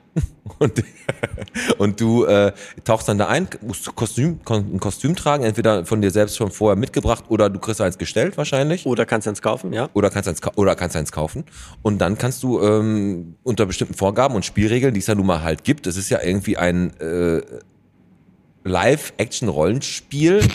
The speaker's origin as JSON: {"language": "German", "town": "Bottrop", "region": "North Rhine-Westphalia", "country": "Germany", "said": "bei uns in Bottrop im Michaelismarkt"}